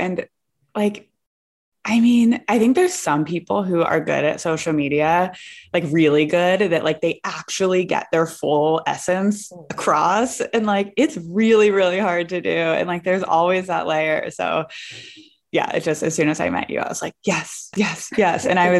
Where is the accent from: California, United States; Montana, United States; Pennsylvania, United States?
Pennsylvania, United States; Pittsburgh; So for me, since I'm from Pittsburgh, like Vermont, which is the East Coast, it just feels like home when I'm with people from that side of the country.